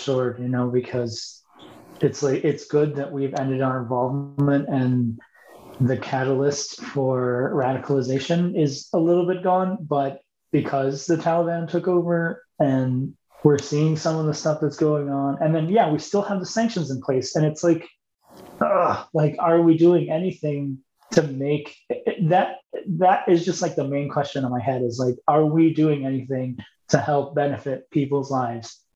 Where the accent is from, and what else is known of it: United States